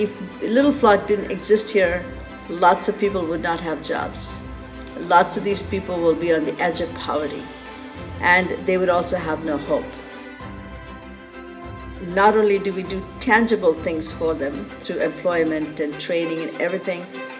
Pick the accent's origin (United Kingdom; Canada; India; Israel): India; moved away as an adult; also born or lived in United States; Born and raised in India, went to the United States for education